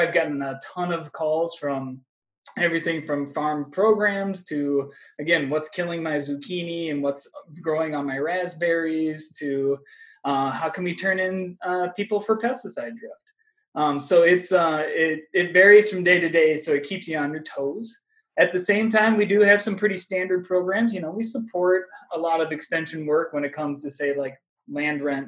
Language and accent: English; Northeast Iowa, United States; moved away as an adult; also born or lived in Wisconsin; now in Minnesota, United States; I'm originally from Northeast Iowa